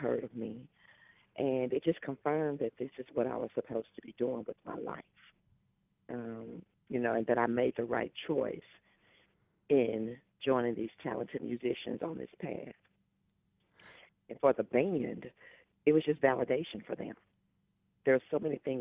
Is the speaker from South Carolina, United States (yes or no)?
no; Jackson, Mississippi, United States; now in Houston, United States; I am originally from Jackson, Mississippi. And I'm not born and raised Houstonian. I am a born and raised Mississippi girl